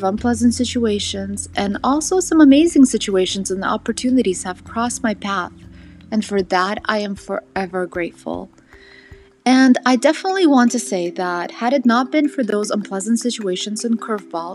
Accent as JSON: {"language": "English", "region": "Southern California", "country": "United States", "tie": "born or raised there", "also_born_or_lived": "St. Petersburg, Russia", "said": "I was born in St. Petersburg, Russia, immigrated to Southern California at age 7, and never left the sunny state"}